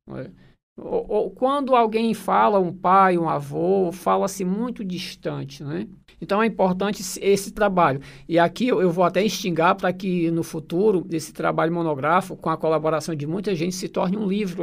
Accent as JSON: {"language": "Portuguese", "country": "Brazil", "tie": "born or raised there", "said": "eu nasci na localidade onde hoje ali é o núcleo B, né, a Carnaúba"}